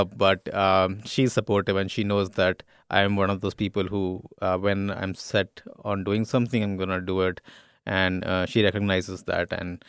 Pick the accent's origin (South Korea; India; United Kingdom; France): India; I'm Indian